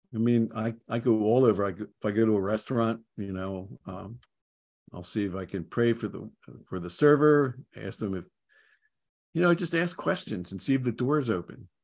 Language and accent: English; Philadelphia, Pennsylvania, United States; moved away as an adult; also born or lived in Dallas; I grew up in Philadelphia